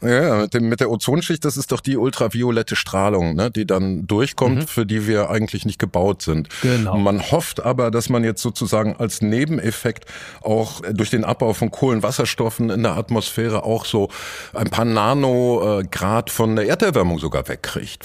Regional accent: Dortmund, North Rhine-Westphalia, Germany; Es gibt auch ein Dortmunder Oktoberfest, zu, zur Schande meiner Stadt

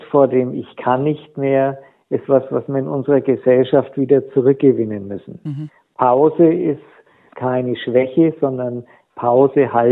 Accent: Nuremberg, Bavaria, Germany; ich komme aus Nürnberg, äh, die Stadt war zu 90 Prozent die Altstadt in Schutt und Asche.

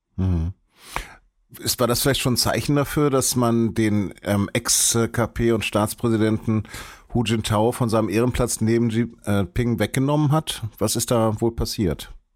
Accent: Hanover, Lower Saxony, Germany; Als gebürtiger Hannoveraner

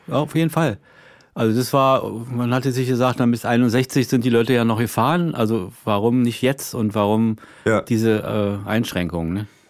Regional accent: Berlin, Germany; als Berliner

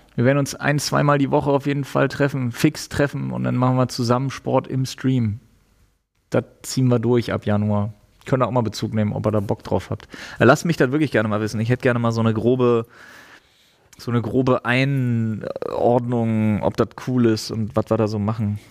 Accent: East Germany, Germany; also born or lived in Storkow, Brandenburg; Ich bin Ossi.

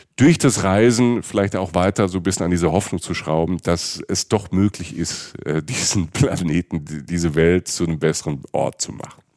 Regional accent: Germany; wir als Deutsche

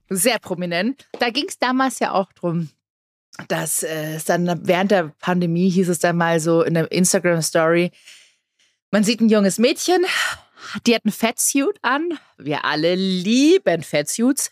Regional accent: Germany; hier bei uns in Deutschland

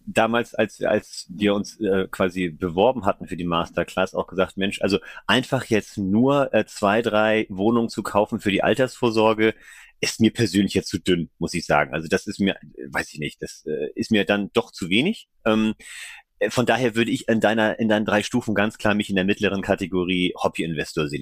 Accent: Flensburg, Schleswig-Holstein, Germany; also born or lived in Kiel / Hamburg; now in Kreis Pinneberg, Germany; Ich bin gebürtiger Flensburger, bin da auch groß geworden im Umland

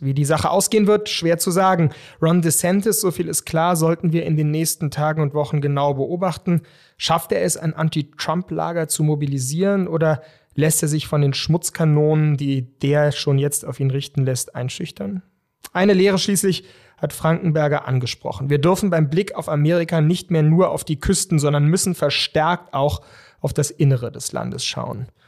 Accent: Germany; als Deutsche

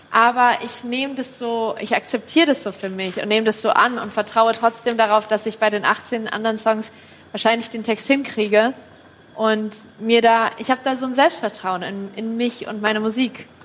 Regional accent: Kassel, Hesse, Germany; born there; In Kassel.

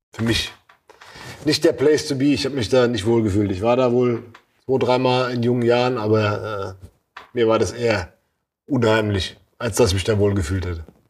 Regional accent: Babenhausen, Hesse, Germany; wo ich herkomme, dann weiß komischerweise oft jemand, ach Babenhausen

